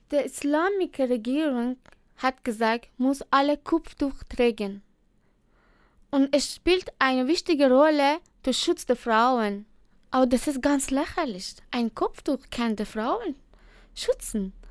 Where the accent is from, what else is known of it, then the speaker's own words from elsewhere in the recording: Iran; German is a second language; ich vermisse ich vermisse jede Minuten meine Heimat, meine Familie. Äh, ja, und äh, ich habe auch mit dieser Situation in meiner Heimat getroffen. Und äh, das gibt es kein große, äh, das gibt es große Problem bei uns in Iran.